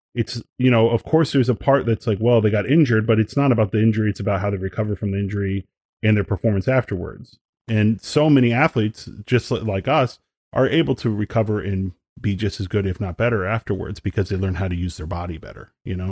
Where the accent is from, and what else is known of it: outside of Detroit, Michigan, United States; born or raised there